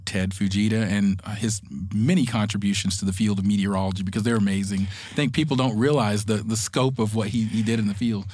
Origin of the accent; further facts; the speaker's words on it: Atlanta, Georgia, United States; the Atlanta area where I grew up